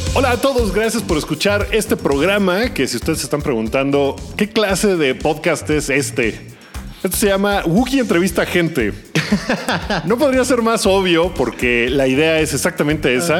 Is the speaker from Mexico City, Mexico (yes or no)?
yes; Mexico City, Mexico; yo soy muy del sur y entre más al sur te vas de la Ciudad de México